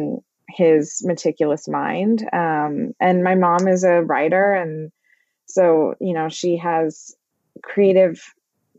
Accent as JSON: {"language": "English", "town": "Overland Park", "region": "Kansas", "country": "United States", "tie": "born or raised there", "said": "I grew up in Overland Park, which is like a suburb of Kansas City"}